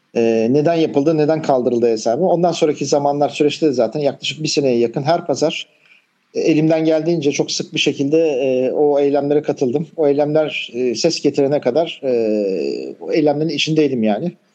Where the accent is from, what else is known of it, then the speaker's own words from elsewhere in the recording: Istanbul, Turkey; ben de Kadıköy doğumluyum. Hatta Kadıköy'de yaşıyorum bu zamana kadar.